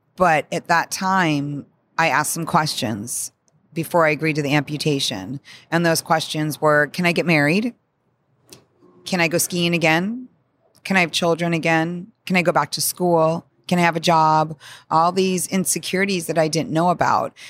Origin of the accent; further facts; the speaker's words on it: Arizona, United States; I grew up in Arizona